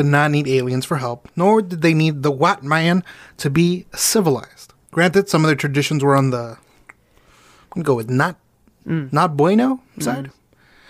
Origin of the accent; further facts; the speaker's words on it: Mexico; I'm Mexican.